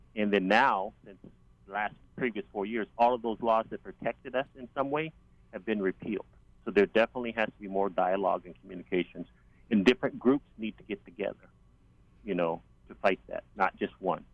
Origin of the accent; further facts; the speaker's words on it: the South, United States; now in Maui, United States; I grew up in the South. I was raised in the South